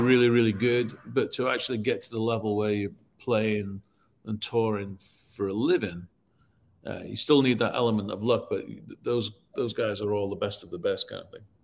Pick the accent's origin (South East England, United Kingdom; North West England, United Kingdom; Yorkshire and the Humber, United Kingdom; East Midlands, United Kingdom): Yorkshire and the Humber, United Kingdom; Leeds; now in Nashville, United States; I grew up in Leeds, which is the north of England